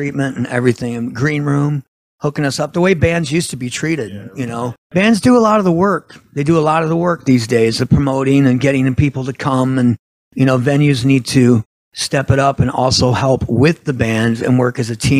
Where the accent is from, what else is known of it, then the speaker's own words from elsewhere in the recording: South Bend, Indiana, United States; Right here in your backyard.